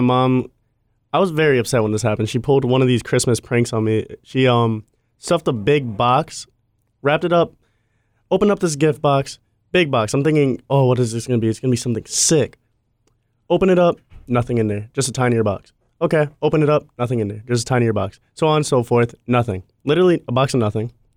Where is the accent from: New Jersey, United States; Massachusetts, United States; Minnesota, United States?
Massachusetts, United States; now in Florida, United States; I'm from Massachusetts, now that I moved down south to Florida